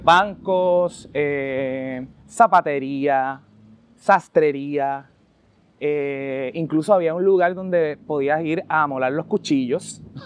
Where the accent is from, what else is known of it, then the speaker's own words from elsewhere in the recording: San Juan, Puerto Rico; also born or lived in Barrio Obrero; soy de Cangrejo, de aquí de Santurce